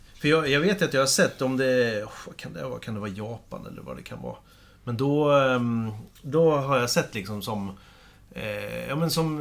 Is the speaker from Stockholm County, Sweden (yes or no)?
no; Kumla, Örebro County, Sweden; moved away; hemma i Kumla